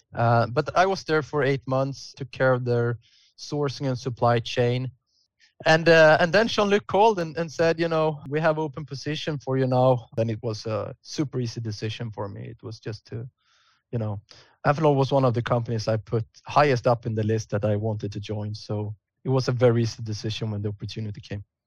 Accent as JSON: {"language": "English", "town": "Stockholm", "region": "Stockholm County", "country": "Sweden", "tie": "born or raised there", "said": "I had been living, growing up in Stockholm"}